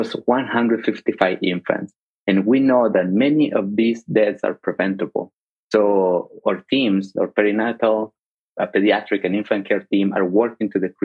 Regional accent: Mexico; now in United States; I grew up in Mexico

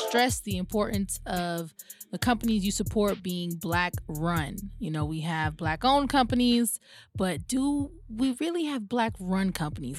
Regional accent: Atlanta, Georgia, United States; I grew up over in Pittsburgh

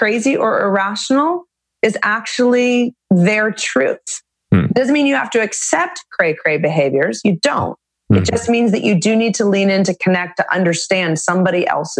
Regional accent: Arizona, United States; I grew up in Arizona.

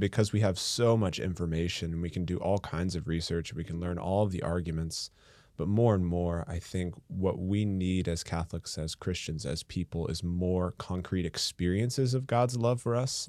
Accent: Atchison, Kansas, United States; I was born and raised in Atchison, Kansas

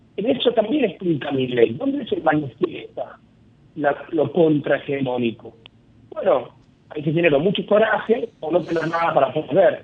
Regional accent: Argentina; mi experiencia como argentino

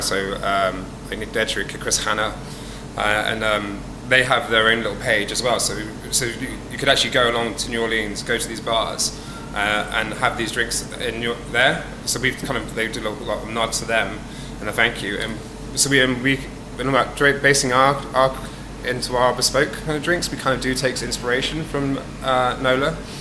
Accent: Dorset, South West England, United Kingdom; moved away as an adult; now in London, United Kingdom; originally, I'm from Dorset, on the south coast of England

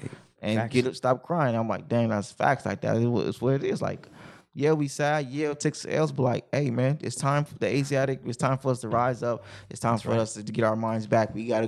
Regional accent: Compton, California, United States; I mean, I can't say, man, I'm from Compton. I normalized being at war, right? Just growing up in a war zone.

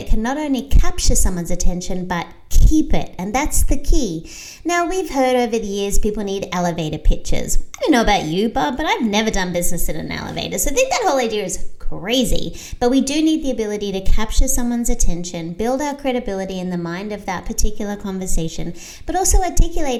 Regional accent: Australia; now in United States; I'm Australian, so I have a global perspective, but I also became an American citizen so I could have a local perspective

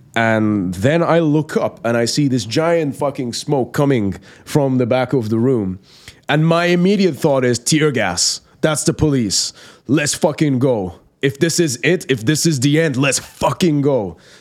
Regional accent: Iran; English is a second language; moved away; born and raised in Iran, in the Islamic Republic of Iran

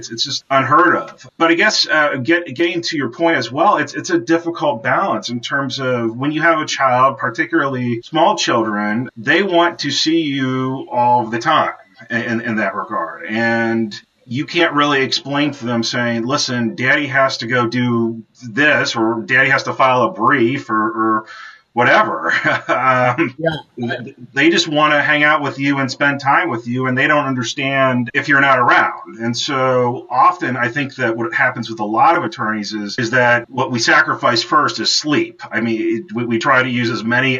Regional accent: Ohio, United States; when I was a child growing up in Ohio

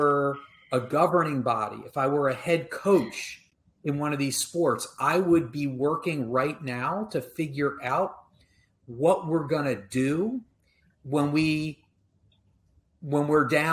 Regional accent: Maryland, United States; When I was a kid, I grew up in Maryland.

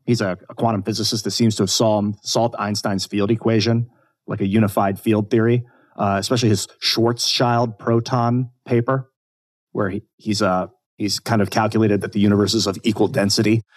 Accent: United States; growing up in the United States

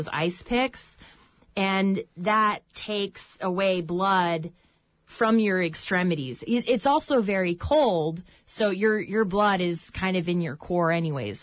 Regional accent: North Carolina, United States; moved away as an adult; also born or lived in Colorado / Northern Nevada / Nepal; now in Petersburg, United States; I ended up back in my hometown in North Carolina, which is very, very tiny.

